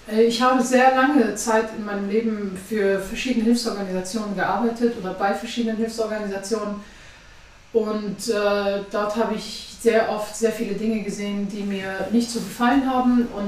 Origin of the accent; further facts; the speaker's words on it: Afghanistan; now in Germany; ich bin ähm, 29 Jahre alt, ich komme eigentlich aus Afghanistan.